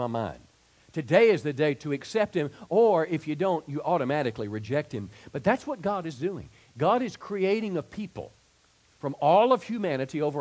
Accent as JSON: {"language": "English", "area": "DeSoto County", "region": "Mississippi", "country": "United States", "tie": "born or raised there", "moved": "yes", "said": "my hometown this year in DeSoto County, Mississippi."}